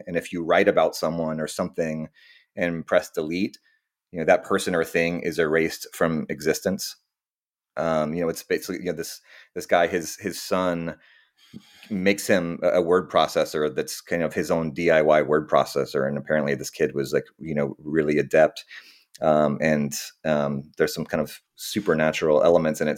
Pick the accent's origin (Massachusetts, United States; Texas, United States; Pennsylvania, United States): Texas, United States; Austin; moved away as an adult; also born or lived in New York / California; now I'm back in uh, Austin, Texas, my my hometown